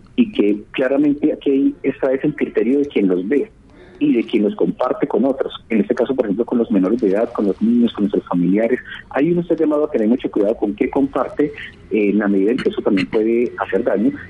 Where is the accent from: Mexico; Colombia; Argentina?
Colombia